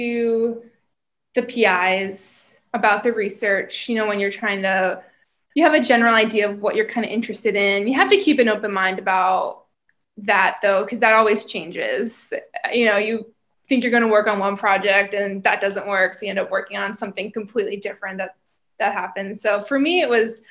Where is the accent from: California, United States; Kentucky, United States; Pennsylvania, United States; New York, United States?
Pennsylvania, United States; moved away as an adult; also born or lived in Maryland; now in St. Louis, United States; originally from Pennsylvania. That's where I grew up